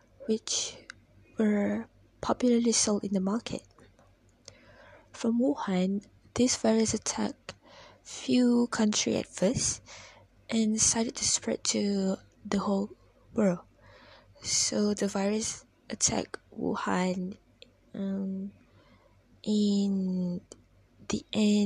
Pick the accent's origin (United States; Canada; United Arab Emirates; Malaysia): Malaysia; As Malaysian